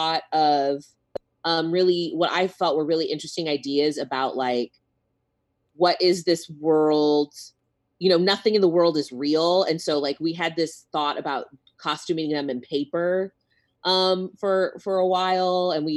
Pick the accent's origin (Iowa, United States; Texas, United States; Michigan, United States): Texas, United States; Corpus Christi; I grew up in Corpus Christi, which is very like Washington Heights.